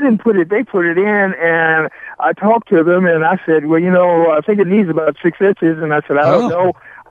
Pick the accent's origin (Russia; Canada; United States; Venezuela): United States; the South; now in Pacific Northwest, United States; I'm not from the Northwest. I'm from the South